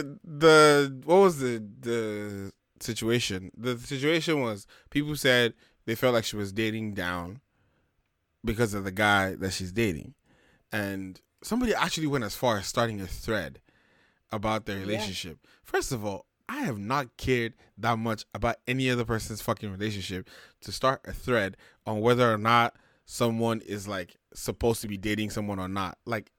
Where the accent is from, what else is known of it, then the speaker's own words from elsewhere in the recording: Nigeria; I think maybe just being a Nigerian man with some kind of pride.